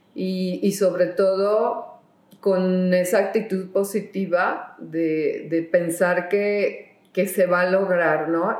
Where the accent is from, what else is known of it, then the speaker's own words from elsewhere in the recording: Guadalajara, Jalisco, Mexico; en Guadalajara, yo soy de Guadalajara